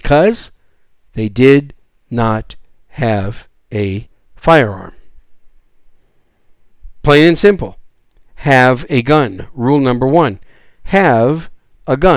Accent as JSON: {"language": "English", "region": "Wisconsin", "country": "United States", "tie": "born or raised there", "moved": "yes", "lives_now": "South Texas, United States", "said": "Wisconsin, my home state."}